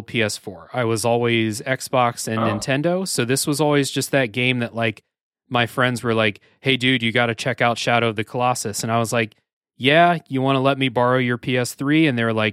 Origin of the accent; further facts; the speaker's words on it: United States; I'm an American